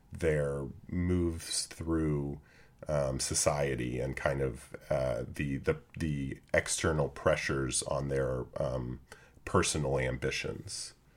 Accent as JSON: {"language": "English", "country": "United States", "said": "we're American"}